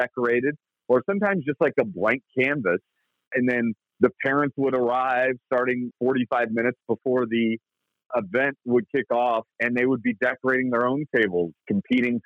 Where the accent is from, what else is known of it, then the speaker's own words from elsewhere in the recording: Indianapolis, Indiana, United States; I did a lot of my growing up in Indianapolis, Indiana, which is where I live now